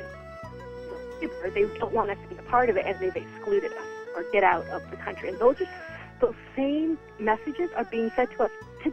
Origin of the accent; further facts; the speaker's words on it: Canada; I've been in Canada since I was 14 months old, and I feel connected to Canada more than any other country, even though I was born elsewhere